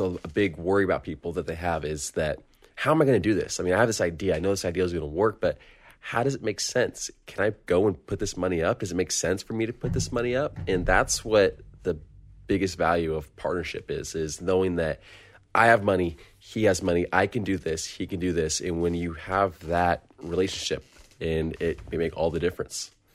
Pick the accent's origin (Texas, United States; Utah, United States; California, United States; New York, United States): California, United States; Long Beach; I'm from Long Beach, California